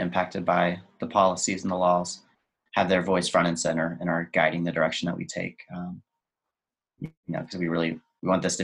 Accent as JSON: {"language": "English", "area": "between San Antonio and Austin", "region": "Texas", "country": "United States", "tie": "born or raised there", "said": "I grew up in Texas, right between San Antonio and Austin."}